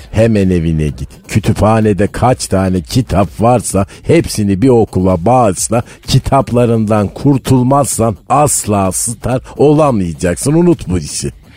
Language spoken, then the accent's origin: Turkish; Malatya, Turkey; ben Malatyalıyım